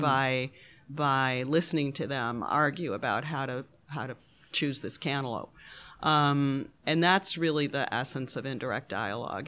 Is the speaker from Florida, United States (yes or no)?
no; Buffalo, New York, United States; I was born in Buffalo, New York, Great Lakes City